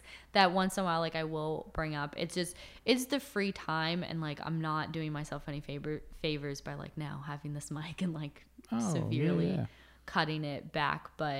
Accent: East Coast, United States; I'm going to go to LA, or I'm going to go to like an in-between city, but I'm from the East Coast.

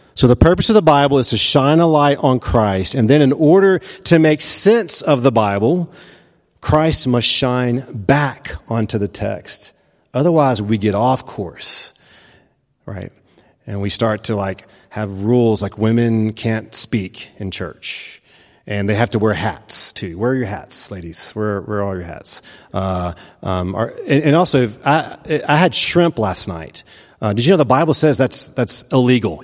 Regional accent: the American South, United States; I'm a Presbyterian and I'm a Southerner

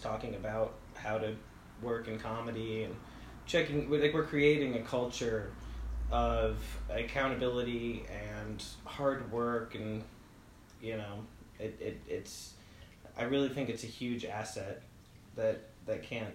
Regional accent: United States; moved away as an adult; also born or lived in New Jersey; now in Spokane, United States; I'm from New York and New Jersey originally

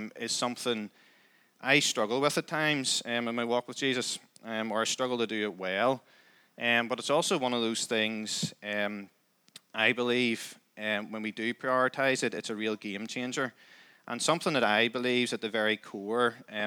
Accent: Crossgar, Northern Ireland, United Kingdom; also born or lived in Downpatrick; We live just out the road in Crossgar. So I grew up there, always lived there

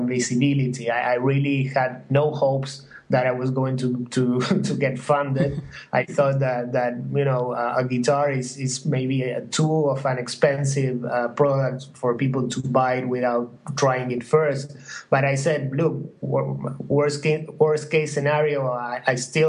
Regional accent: Uruguay; moved away as an adult; also born or lived in New York; I'm from Uruguay, and I was in New York.

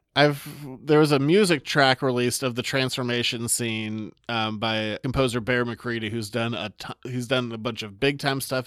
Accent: Maine, United States; I'm from Maine

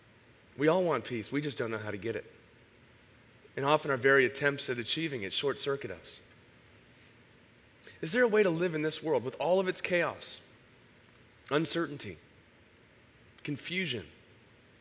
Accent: San Diego, California, United States; I grew up in Ocean Beach

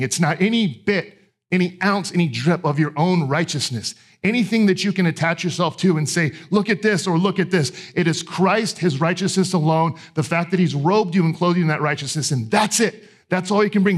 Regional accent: Texas, United States; I grew up in Texas

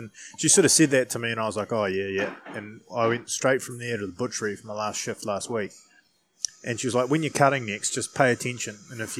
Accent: New Zealand; most of us growing up in New Zealand

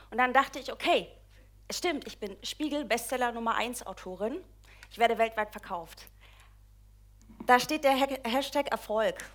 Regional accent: East Germany, Germany; Ich komme ursprünglich aus der DDR, irgendwann landete ich im Schwabenland.

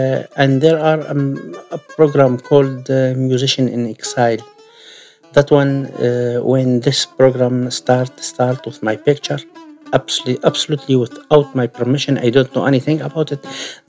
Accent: Syria; English is a second language; moved away as an adult; also born or lived in Kurdistan, Iraq; now in Glasgow, United Kingdom; I'm from Syria. I'm Kurdish from Syria. And I've been in Glasgow since October 2015.

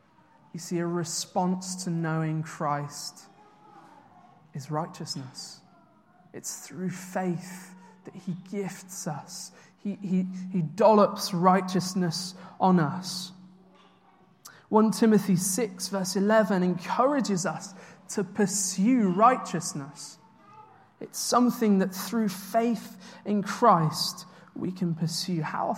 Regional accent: United Kingdom; So I worked out recently that I've moved 11 times in my life. I'm quite a British nomad

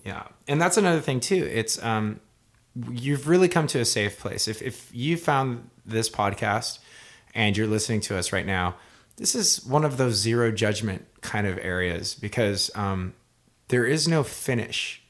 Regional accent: Hawaii, United States; moved away as an adult; now in Southern California, United States; I'm a musician from Hawaii. I moved out to California

